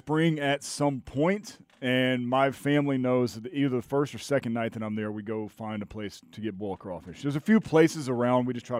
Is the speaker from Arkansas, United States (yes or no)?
no; Bossier City, Louisiana, United States; now in Atlanta, United States; Born and raised in Bossier City. Have family all